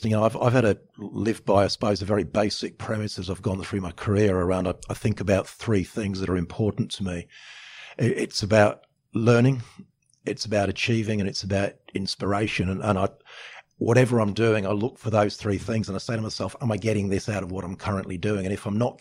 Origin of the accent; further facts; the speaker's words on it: England, United Kingdom; now in Australia; I'm from England. I'm English by birth, Australian by choice.